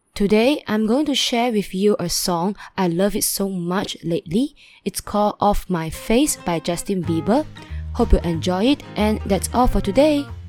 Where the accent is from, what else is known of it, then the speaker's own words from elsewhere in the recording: Malaysia; I'm from Malaysia, and currently I'm still a student